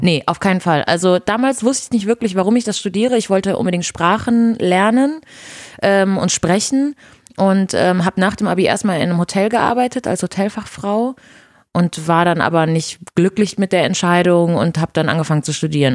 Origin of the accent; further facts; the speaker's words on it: Brazil; first language Portuguese; German is a second language; now in Germany; Portugiesisch ist meine Muttersprache